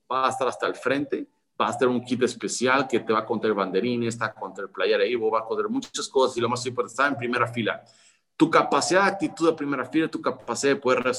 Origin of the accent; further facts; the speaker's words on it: Spain; Puedes vender gente, ahora nosotros pues somos españoles, de A la Z, puedes vender a todo el mundo